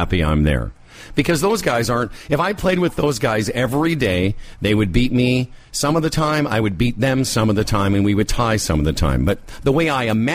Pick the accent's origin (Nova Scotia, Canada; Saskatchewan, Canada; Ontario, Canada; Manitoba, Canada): Saskatchewan, Canada; Moose Jaw; I grew up in Moose Jaw